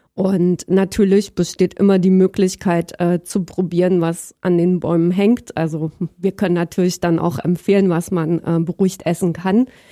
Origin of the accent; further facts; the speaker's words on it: Berlin, Germany; moved away as an adult; also born or lived in Halle an der Saale / Leipzig / Dresden; geboren bin ich in Halle an der Saale, ähm, wobei ich im Prinzip mehr oder weniger schon immer in Berlin aufgewachsen bin